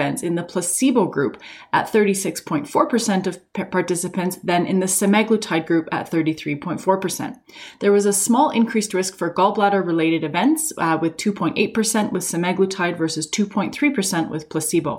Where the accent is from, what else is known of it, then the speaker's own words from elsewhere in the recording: Canada; I'm a Canadian physician